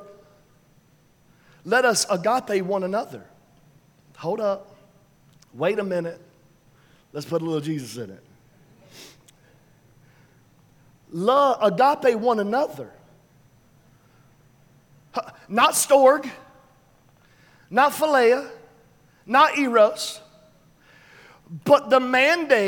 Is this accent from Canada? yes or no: no; New York City, New York, United States; We're from the South Bronx